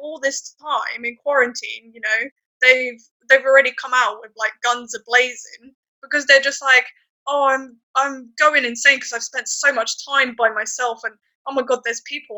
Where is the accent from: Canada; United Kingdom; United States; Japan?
United Kingdom; as a British person